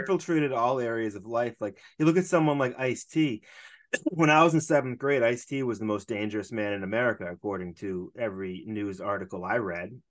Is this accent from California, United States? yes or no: no; Boston, Massachusetts, United States; I'm from Boston